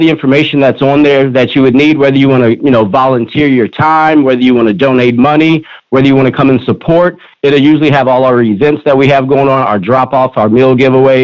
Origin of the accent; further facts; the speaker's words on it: Houston, Texas, United States; moved away as an adult; also born or lived in Galveston, Texas / St. Louis, Missouri; I grew up in the Clear Lake area, Lake City, went to Clear Creek High School